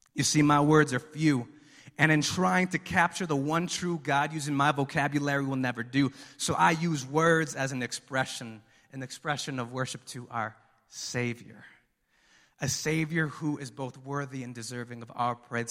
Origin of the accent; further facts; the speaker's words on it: Mexico; moved away; We're from Mexico